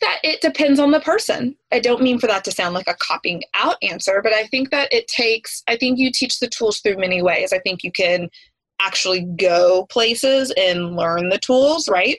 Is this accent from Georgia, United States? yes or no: no; East Tennessee, United States; I grew up in East Tennessee